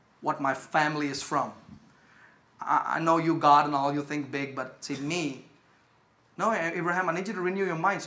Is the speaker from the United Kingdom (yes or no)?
no; India; now in United States; I come from India